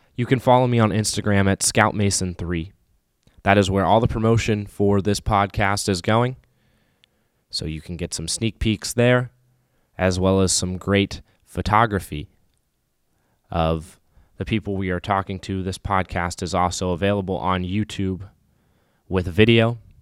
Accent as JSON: {"language": "English", "town": "Raleigh", "region": "North Carolina", "country": "United States", "tie": "born or raised there", "moved": "as an adult", "lives_now": "Saint Paul, United States", "said": "Born and raised in Raleigh, North Carolina"}